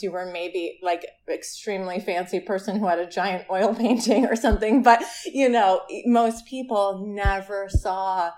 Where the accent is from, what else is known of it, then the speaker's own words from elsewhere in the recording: Ithaca, New York, United States; in Ithaca, in our hometown, in my hometown